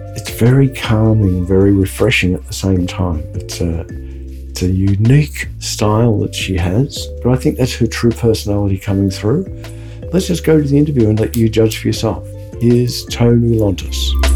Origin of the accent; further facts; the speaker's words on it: Australia; I am Australian because I said Brisbane.